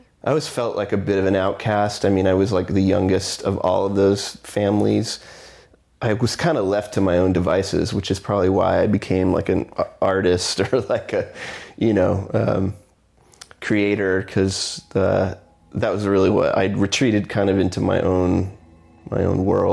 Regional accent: Houston, Texas, United States; also born or lived in McAllen, Texas; I was born in Houston, Texas, and I lived there until I was 14, 15

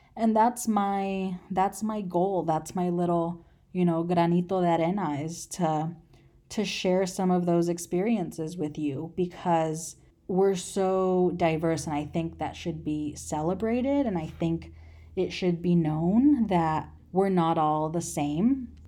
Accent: United States; I'm Mexican American

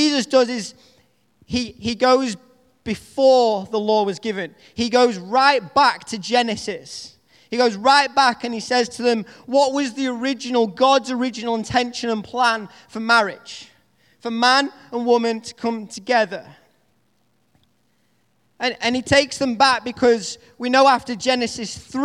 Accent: United Kingdom; accent: Northern English; my Northern English accent

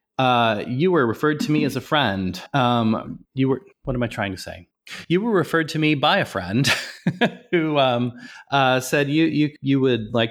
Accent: Nebraska, United States; I grew up in Nebraska, so I'm not too far from Kansas.

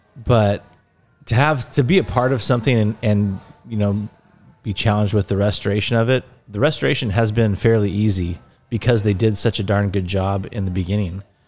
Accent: Laguna Niguel, California, United States; I am from Laguna Niguel, California, and, uh, grew up loving this area and growing up down here

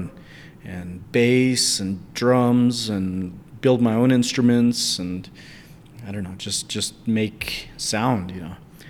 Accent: United States; moved away; also born or lived in Chinle, Arizona / Albuquerque, New Mexico; I grew up in Chinle, Arizona, and later on the family moved to Albuquerque

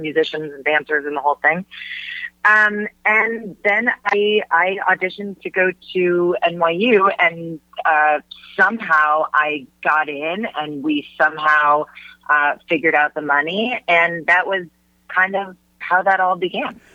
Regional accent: Huntington Woods, Michigan, United States; moved away as an adult; also born or lived in New York; now in Los Angeles, United States; growing up in Michigan, that was just a, a big part of my life

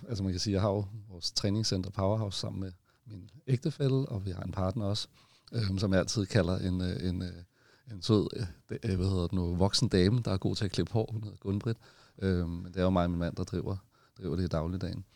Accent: Copenhagen, Capital Region of Denmark, Denmark; så er jeg født på Amager, og jeg er ikke jyde

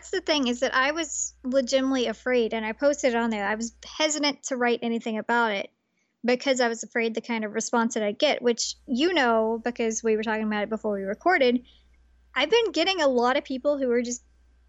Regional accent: Tennessee, United States; I grew up in Tennessee.

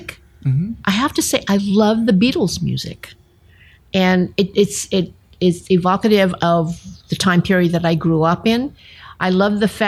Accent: Sacramento, California, United States; first language English; I was born and raised in Sacramento, California, and I have lived my whole entire life in California

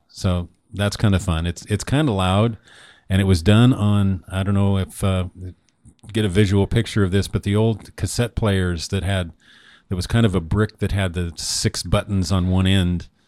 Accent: Newport, Oregon, United States; born or raised there; moved away

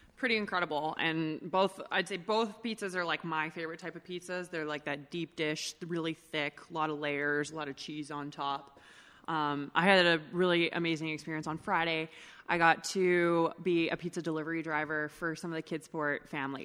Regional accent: Edmonton, Alberta, Canada; now in Calgary, Canada; I'm born and raised in Edmonton

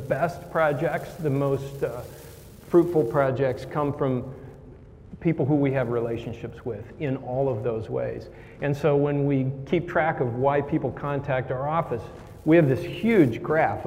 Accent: Indiana, United States; moved away; I grew up in Indiana in a cornfield

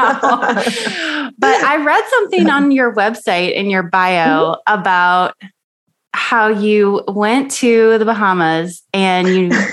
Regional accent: Miami, Florida, United States; now in North Carolina, United States; I am originally from the Miami-Fort Lauderdale area.

